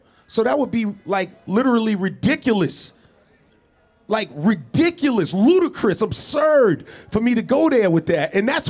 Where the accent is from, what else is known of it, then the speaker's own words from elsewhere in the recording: New York City, New York, United States; I'm from Queens, New York, born and raised, right?